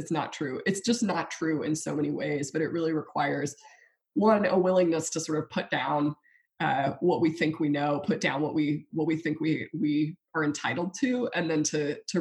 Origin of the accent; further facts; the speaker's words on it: South Louisiana, United States; I live in South Louisiana, we're Cajun